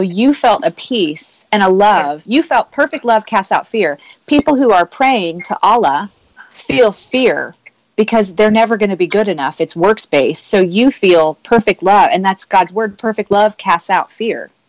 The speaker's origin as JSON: {"language": "English", "region": "Nebraska", "country": "United States", "tie": "born or raised there", "said": "I grew up in in a, in a, the heartland of America. I was practically born a Christian because it's what you do. I'm from Nebraska."}